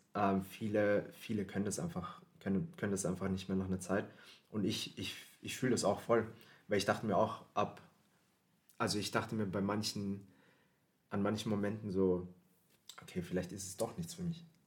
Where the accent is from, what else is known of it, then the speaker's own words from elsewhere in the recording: Philippines; now in Vienna, Austria; ich komm aus den Philippinen